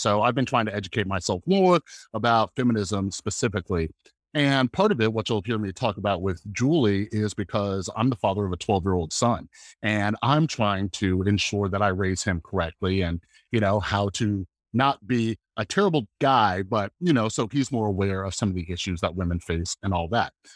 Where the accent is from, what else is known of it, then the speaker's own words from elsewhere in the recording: Las Vegas, Nevada, United States; I'm a guy from Las Vegas, Nevada